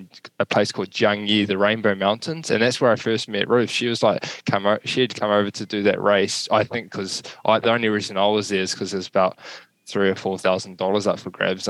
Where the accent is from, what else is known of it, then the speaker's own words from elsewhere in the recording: New Zealand; also born or lived in Kentucky; myself as a Kiwi